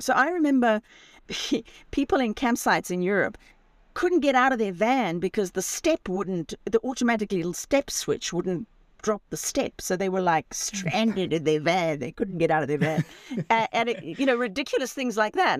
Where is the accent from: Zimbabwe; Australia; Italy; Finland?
Zimbabwe; moved away as an adult; also born or lived in Spain; I, I, was born and raised in Zimbabwe